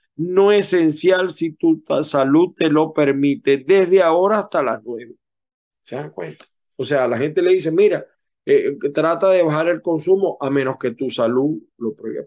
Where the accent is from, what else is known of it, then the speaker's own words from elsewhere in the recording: Zulia, Venezuela; yo no nací formalmente en el Zulia, pero me siento tan zuliano como cualquiera porque el 98% de mi vida lo he vivido en el Zulia